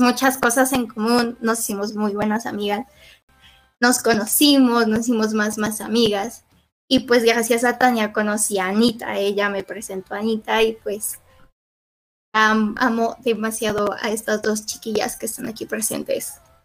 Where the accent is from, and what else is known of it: Mexico